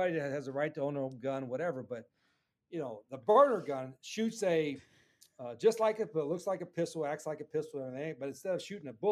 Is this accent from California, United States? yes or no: no; West Virginia, United States; now in Jacksonville, United States; when I was growing up in West Virginia, and my dad was a coal miner